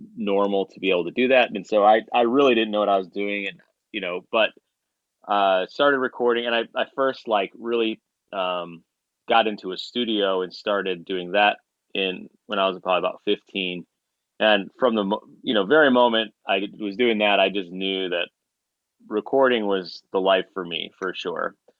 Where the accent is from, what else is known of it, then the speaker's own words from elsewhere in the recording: Chicago, Illinois, United States; now in Nashville, United States; I grew up in Chicago